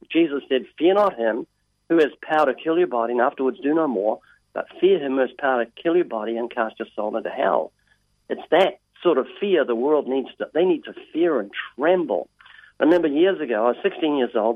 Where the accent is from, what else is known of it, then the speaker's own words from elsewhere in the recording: New Zealand; moved away as an adult; now in United States; I'm originally from New Zealand, as you mentioned. I have a slight accent in New Zealand.